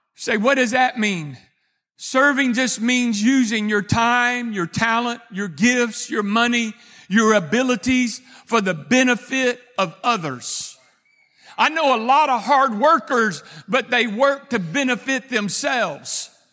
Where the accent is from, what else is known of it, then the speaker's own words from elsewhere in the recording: Texas, United States; I'm a Texan